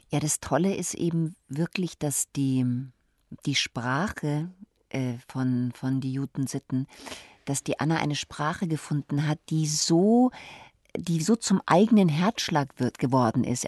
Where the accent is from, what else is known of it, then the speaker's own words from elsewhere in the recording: Munich, Bavaria, Germany; moved away as an adult; now in Berlin, Germany; ich bin ja Münchnerin